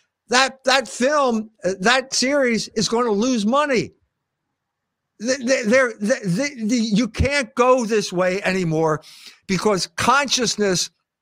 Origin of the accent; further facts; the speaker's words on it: United States; I'm an American